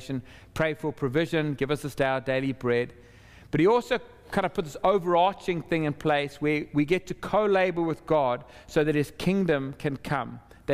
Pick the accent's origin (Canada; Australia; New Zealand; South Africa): South Africa; also born or lived in Zimbabwe; for the vast majority of my life growing up, and while I was at school, that was a system that was in place. And it had profoundly suppressed the majority of people in our country